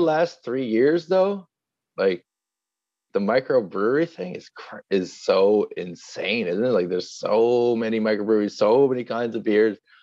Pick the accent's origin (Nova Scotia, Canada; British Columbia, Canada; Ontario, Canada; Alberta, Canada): Nova Scotia, Canada; Halifax; moved away as an adult; also born or lived in Montreal; I'm from Halifax, Nova Scotia.